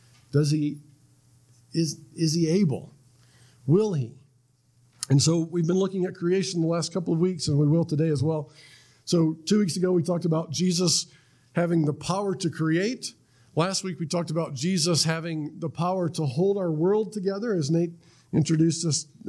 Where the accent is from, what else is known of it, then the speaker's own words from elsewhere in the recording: Florida, United States; I was from Florida, went up to North Carolina